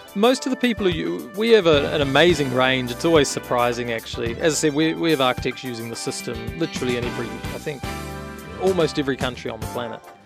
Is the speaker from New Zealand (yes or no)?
yes; New Zealand; now in San Francisco Bay Area, United States; I'm originally from New Zealand, hence my funny accent